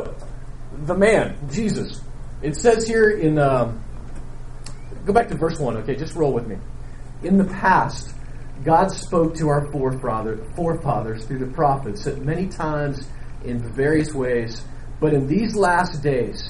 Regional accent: Nebraska, United States; I grew up in Nebraska

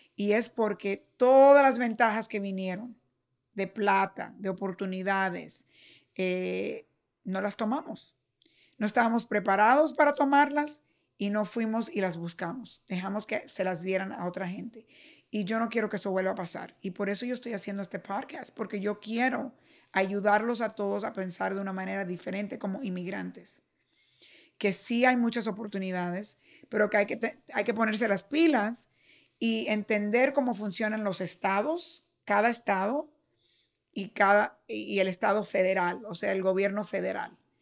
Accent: Cuba; now in United States; nací en Cuba y vine aquí

